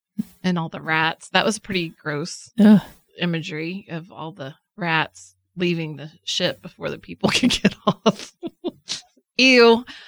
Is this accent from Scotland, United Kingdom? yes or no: yes; Scotland, United Kingdom; It's a very Scottish voice. I'm Scottish.